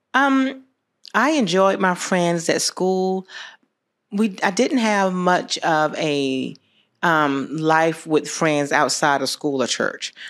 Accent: Americus, Georgia, United States; I grew up here. I, um, graduated from America's High School

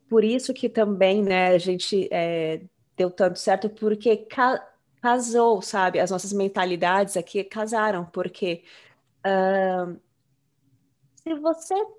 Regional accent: Brazil; now in United States; a gente saiu do Brasil.

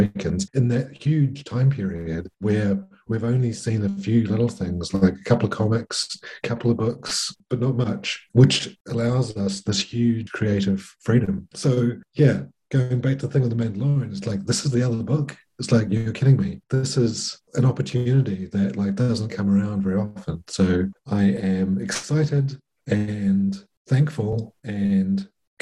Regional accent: New Zealand; I'm from New Zealand

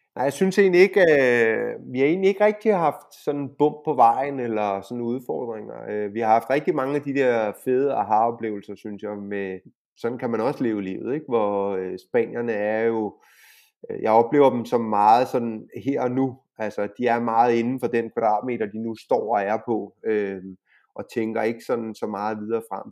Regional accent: Denmark; now in Spain; dansker og EU-borger

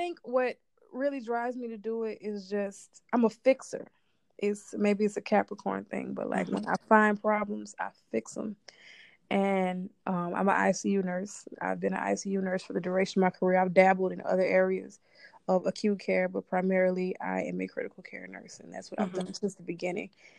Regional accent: New Orleans, Louisiana, United States; now in Los Angeles, United States; I'm originally from New Orleans, Louisiana

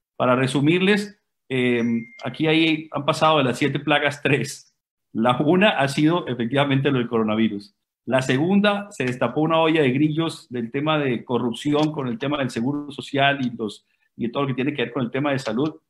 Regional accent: Colombia; also born or lived in Ecuador; now in Guayaquil, Ecuador; nosotros somos colombianos, eh, llevamos 24 eh, años ya en Ecuador

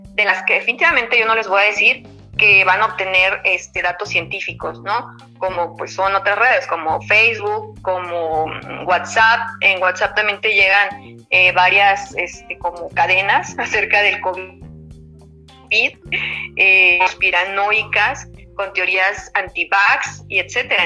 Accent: Sonora, Mexico; somos aquí sonorenses

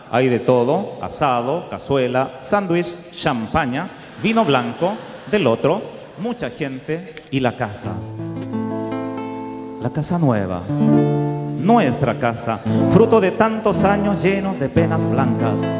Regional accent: Talagante, Santiago Metropolitan, Chile; a mí me lo pegaban cuando chico, yo vivía en Talagante, me acuerdo que hay gente que me preguntaba, ¿dónde vives en Talagante?

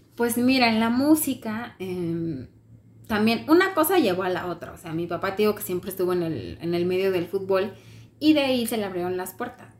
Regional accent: Mexico; Le dije, mexicana

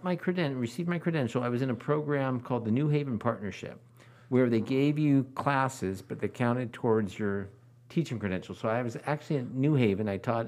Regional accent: Livermore, California, United States; they moved here to Livermore. And so they started raising a family. I came along. I was born here, went to Livermore schools. I went to Rio Seco, go Colts. Went to East Avenue, go Dolphins. And then I went to Livermore High.

